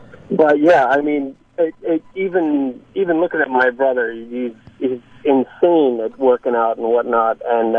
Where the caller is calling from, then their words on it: Fairfield, United States; Yeah, I'm calling you from Fairfield.